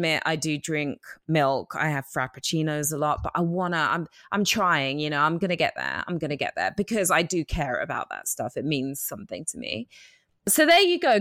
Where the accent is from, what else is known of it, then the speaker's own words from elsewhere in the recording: New York, United States; I'm a New Yorker